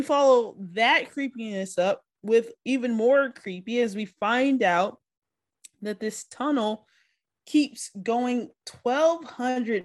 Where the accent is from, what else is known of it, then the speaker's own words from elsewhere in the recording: the South, United States; I'm a Southerner.